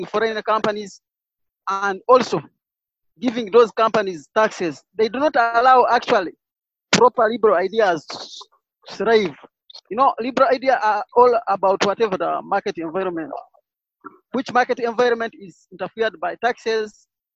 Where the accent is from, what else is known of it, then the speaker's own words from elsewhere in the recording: Uganda; I'm from Uganda